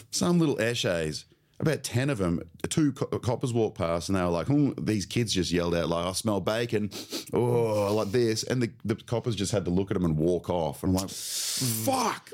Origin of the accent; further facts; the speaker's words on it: Sunshine Coast, Queensland, Australia; I grew up on the Sunshine Coast